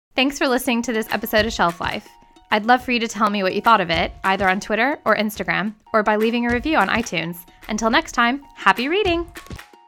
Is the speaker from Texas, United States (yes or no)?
yes; Texas, United States; I grew up in Texas